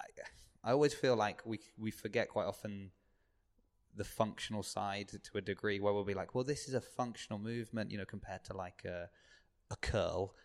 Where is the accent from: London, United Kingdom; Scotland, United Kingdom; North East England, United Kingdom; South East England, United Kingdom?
South East England, United Kingdom; Southampton; I grew up on the South Coast